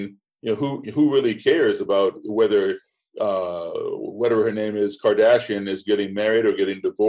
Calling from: Bratislava, Bratislava Region, Slovakia; I'm tuning in from Bratislava, Slovakia.

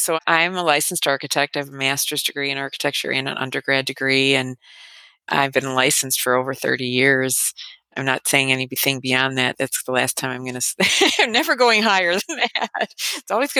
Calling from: Chicago, Illinois, United States; I'm calling in from the Chicago area.

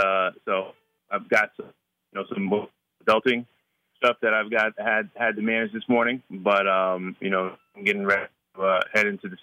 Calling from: Atlanta, Georgia, United States; I'm getting ready to head downtown Atlanta

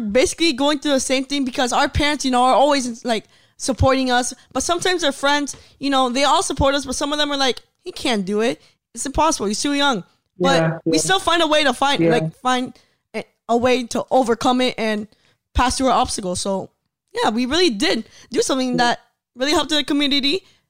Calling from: United States; we're calling from America to Africa.

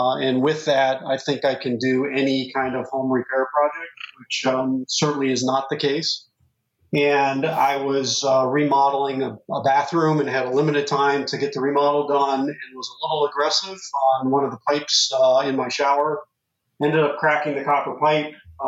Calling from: Cincinnati, Ohio, United States; I am in Cincinnati, Ohio.

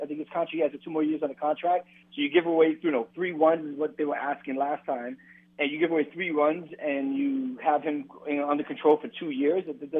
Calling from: Washington, United States; Hey, what's up, guys? It's … from Washington.

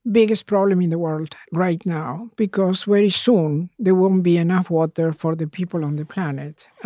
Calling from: England, United Kingdom; I'm calling from England.

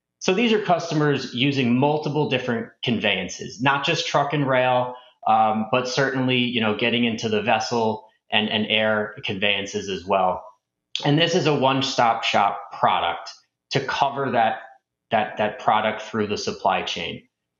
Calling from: Westport, Connecticut, United States; I'm coming in from Westport, Connecticut, and Happy to be here today

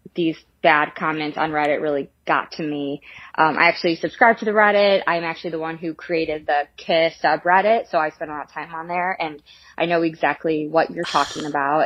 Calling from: Chicago, Illinois, United States; I'm calling from Chicago

